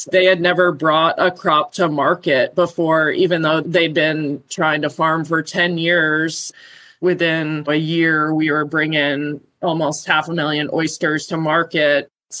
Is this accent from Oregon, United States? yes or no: no; Rhode Island, United States; moved away as an adult; also born or lived in Maine; now in Alaska, United States; we grew up in Rhode Island. For me, my dad was a fisherman his whole life.